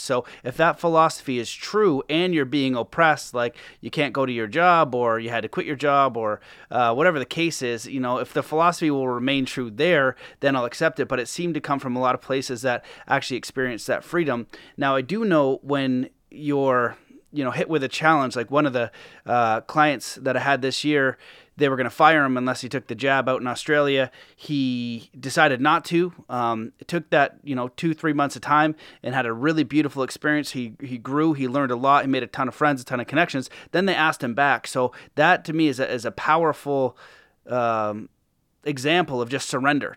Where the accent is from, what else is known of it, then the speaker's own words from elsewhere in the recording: Canada; being Canadian